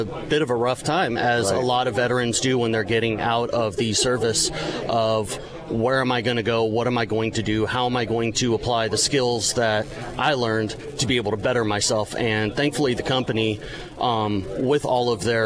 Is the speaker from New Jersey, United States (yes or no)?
no; California, United States; moved away; I'm originally from California